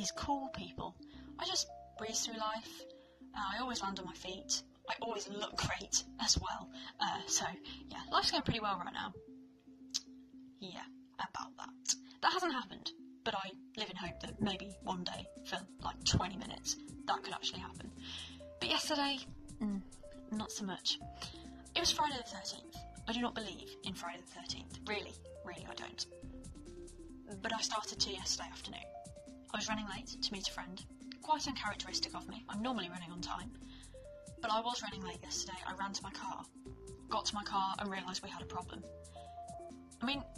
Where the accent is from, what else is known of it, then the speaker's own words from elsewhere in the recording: United Kingdom; I am British. I am British and we do not get sun in this country.